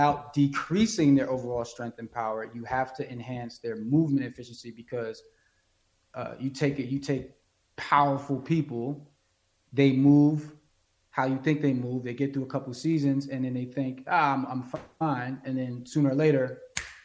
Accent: New York City, New York, United States; moved away; I'm originally from Brooklyn, New York

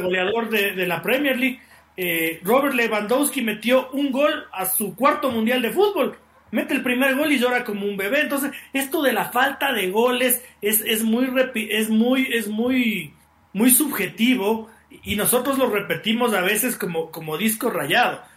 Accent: Ecuador; así somos los ecuatorianos

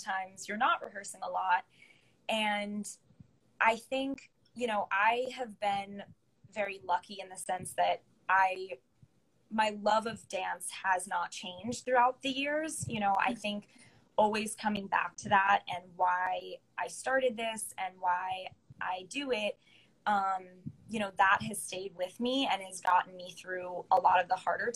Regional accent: Connecticut, United States; moved away as an adult; also born or lived in Charlotte, North Carolina; I grew up in Connecticut

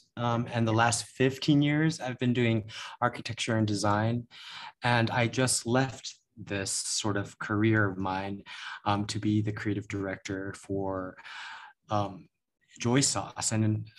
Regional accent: United States; Because I am American, I am Asian and Filipino, and I just needed to discover that or explore that even further.

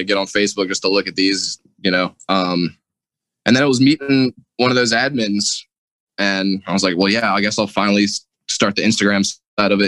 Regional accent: New Orleans, Louisiana, United States; I'm from New Orleans

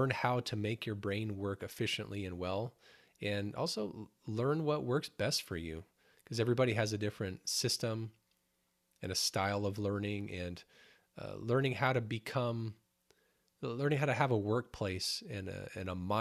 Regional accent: Phoenix, Arizona, United States; moved away; I was born in Phoenix and raised mostly there.

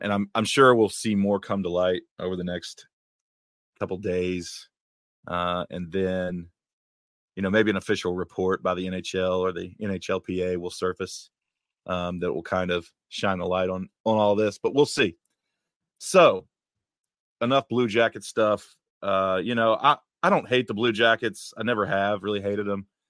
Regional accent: West Virginia, United States; moved away; I grew up in West Virginia

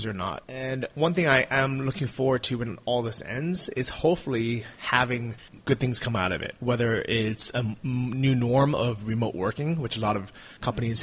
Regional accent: United States; as an American

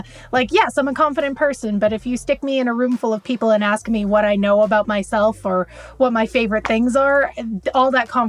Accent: Southern California, United States; also born or lived in New Mexico; I'm 26 years old. I was born and raised in Southern California, except for the last 6 months where I've been in New Mexico, but I'm coming back to Los Angeles in July.

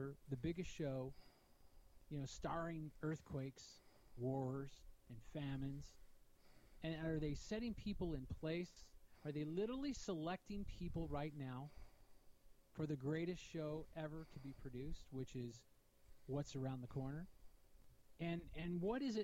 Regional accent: United States; I'm from America

